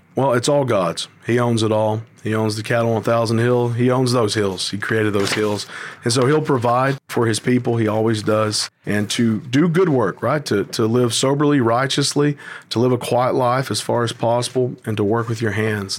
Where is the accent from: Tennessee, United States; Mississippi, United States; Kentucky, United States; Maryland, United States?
Tennessee, United States; being born and raised in Tennessee